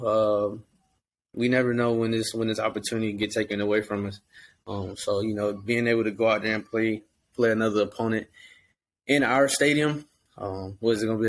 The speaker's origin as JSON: {"language": "English", "region": "Georgia", "country": "United States", "moved": "yes", "said": "I'm from Georgia"}